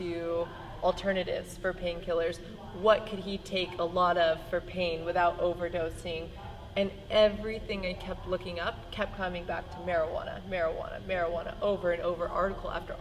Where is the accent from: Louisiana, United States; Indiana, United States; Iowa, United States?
Iowa, United States; a guy that I grew up with in Iowa